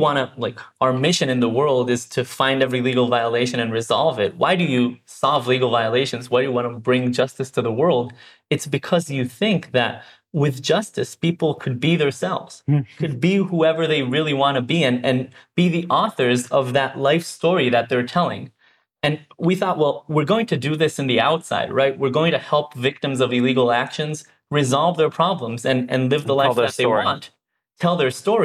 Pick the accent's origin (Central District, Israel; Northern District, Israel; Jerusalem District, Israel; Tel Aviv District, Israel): Tel Aviv District, Israel; Herzliya; Born and raised in Israel, grew up in Herzliya, but actually in the nearby kibbutz, Glilia